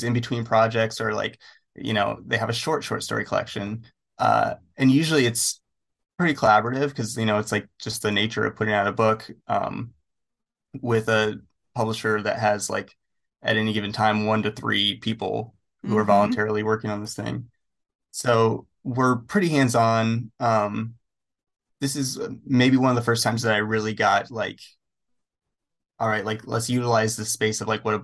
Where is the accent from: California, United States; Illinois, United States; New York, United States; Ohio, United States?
Illinois, United States; near Aledo, Mercer County; moved away; very close to my hometown